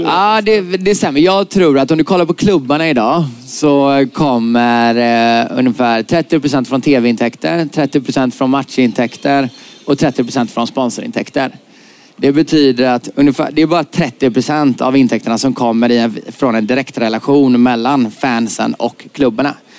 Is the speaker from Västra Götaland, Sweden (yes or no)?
yes; Gothenburg, Västra Götaland, Sweden; jag kommer från Göteborg